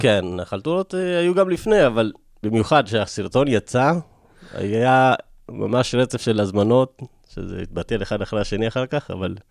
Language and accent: Hebrew; Rosh HaAyin, Central District, Israel; also born or lived in Ethiopia / Tiberias / Elad; רוב, רוב חיי אני גרתי בראש העין. אז עכשיו אני חזרתי גם לראש העין